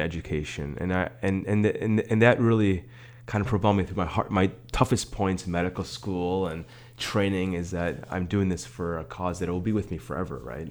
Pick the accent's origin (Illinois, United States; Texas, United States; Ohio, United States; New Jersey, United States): Illinois, United States; Skokie; also born or lived in Netherlands / Palatine, Illinois; I grew up in Skokie for part of my childhood.